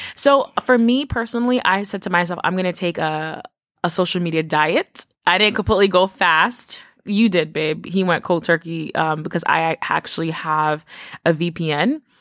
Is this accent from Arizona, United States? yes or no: no; New York City, New York, United States; I grew up in the Bronx.